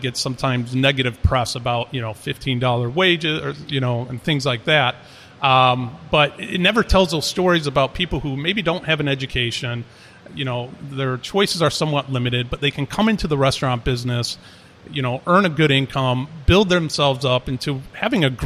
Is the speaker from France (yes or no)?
yes; Paris, Île-de-France, France; moved away; my mother is French, and I grew up a lot in Paris